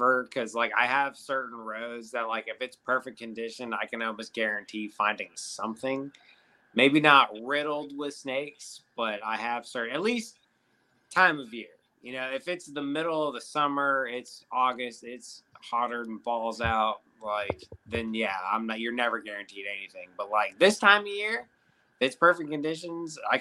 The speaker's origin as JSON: {"language": "English", "region": "Wisconsin", "country": "United States", "said": "I'm from Wisconsin"}